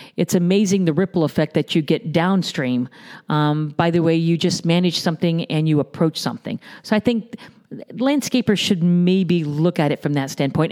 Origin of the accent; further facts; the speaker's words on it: Naples, Florida, United States; born and raised in the Naples area.